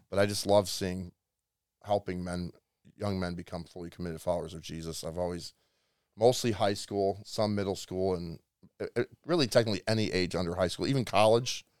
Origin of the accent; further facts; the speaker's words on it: Illinois, United States; moved away; I'm from a small town in, ne, about thirty-five miles west of Chicago